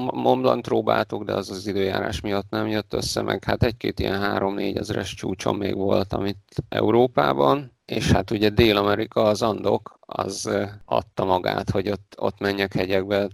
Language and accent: Hungarian; Debrecen, Hajdú-Bihar, Hungary; én a Debrecenben születtem az Alföldön